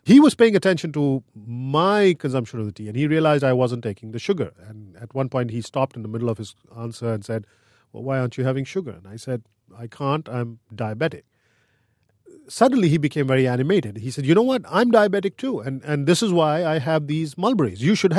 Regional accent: India; I'm an editor-at-large at Quartz. I grew up in India, and when I was 5 or 6 years old, our upstairs neighbor went to Iran and came back.

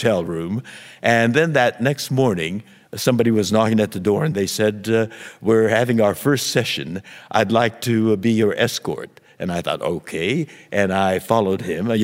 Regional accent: Los Angeles, California, United States; when I was 5 years old, soldiers came to our home in Los Angeles

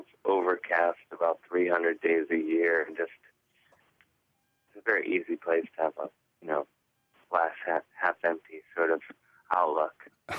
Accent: Cleveland, Ohio, United States; growing up in Cleveland

